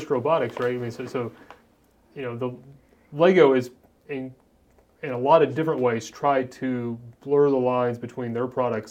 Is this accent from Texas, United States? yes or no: no; Columbus, Indiana, United States; I grew up in Columbus, Indiana. I actually grew up halfway between Columbus, Indiana and Seymour, Indiana.